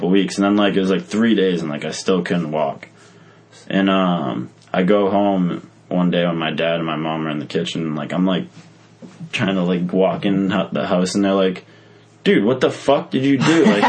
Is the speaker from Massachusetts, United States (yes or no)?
yes; Massachusetts, United States; We're from Massachusetts.